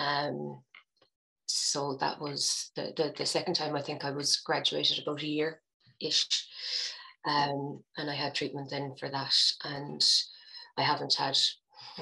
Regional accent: Cork, Munster, Ireland; moved away as an adult; now in Galway, Ireland; I'm originally from Cork, but if you asked me, I'd say I was from Galway

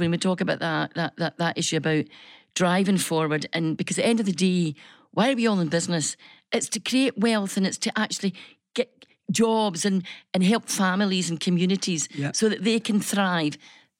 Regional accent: Scotland, United Kingdom; And I says, good morning. … from Scotland.

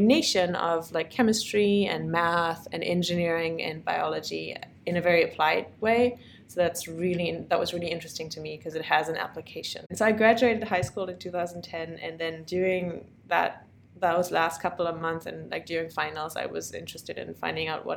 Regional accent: Bad Fallingbostel, Lower Saxony, Germany; moved away as an adult; also born or lived in Krelingen / Braunschweig; now in United States; I'm originally from Germany

